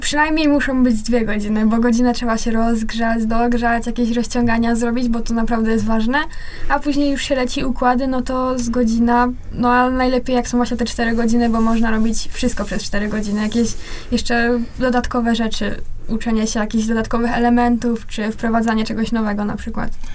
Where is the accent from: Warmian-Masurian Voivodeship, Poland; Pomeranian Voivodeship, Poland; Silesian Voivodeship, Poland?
Silesian Voivodeship, Poland; Chorzów; obie jesteśmy z Chorzowa